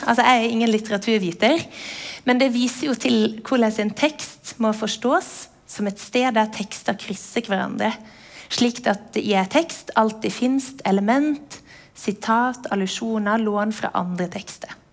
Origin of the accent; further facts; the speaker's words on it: Western Norway, Norway; jeg vokste opp på Vestlandet uten MTV, med NRK